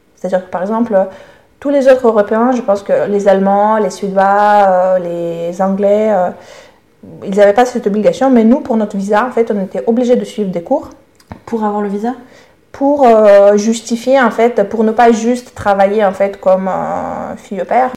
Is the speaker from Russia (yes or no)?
yes; Russia; first language Russian; French is a second language; moved away as an adult; now in Paris, France; Je suis née en Russie et j'ai vécu les 22 premières années en Russie